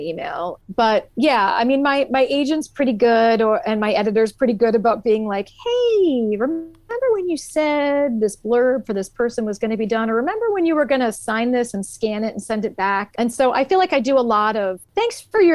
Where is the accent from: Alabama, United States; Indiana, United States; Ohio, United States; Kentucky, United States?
Ohio, United States; Columbus; I live in Columbus, Ohio, which is my hometown. I've lived here my whole life